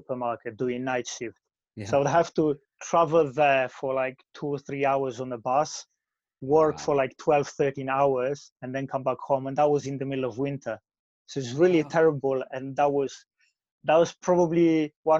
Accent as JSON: {"language": "English", "country": "Poland", "tie": "born or raised there", "second_language": "English", "moved": "as an adult", "lives_now": "United Kingdom", "said": "I grew up in Poland. I moved to UK when I was 22"}